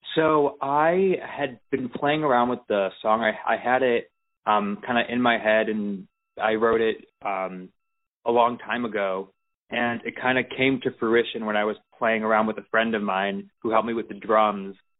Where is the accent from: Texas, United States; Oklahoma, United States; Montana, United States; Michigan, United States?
Michigan, United States; Detroit; I'm originally from Detroit